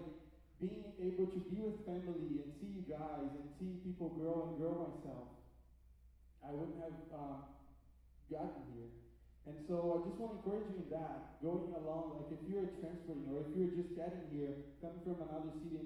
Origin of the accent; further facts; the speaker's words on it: Brazil; moved away; I'm from Brazil originally